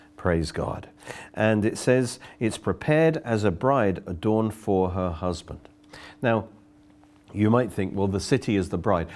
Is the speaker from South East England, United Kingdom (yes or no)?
yes; Oxford, South East England, United Kingdom; I come from Oxford